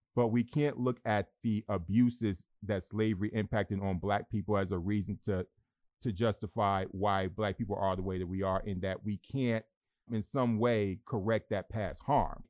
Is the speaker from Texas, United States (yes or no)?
no; Detroit, Michigan, United States; my hometown of Detroit